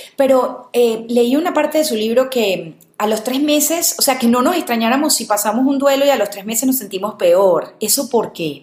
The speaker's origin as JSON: {"language": "Spanish", "country": "Venezuela", "moved": "yes", "said": "yo como venezolana lo viví y fue ese duelo migratorio que es durísimo"}